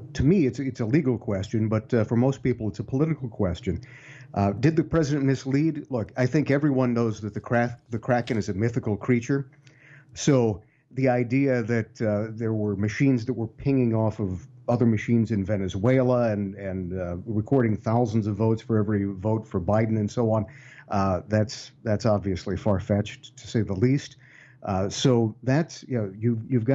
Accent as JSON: {"language": "English", "region": "Ohio", "country": "United States", "tie": "born or raised there", "said": "here in my home state of Ohio"}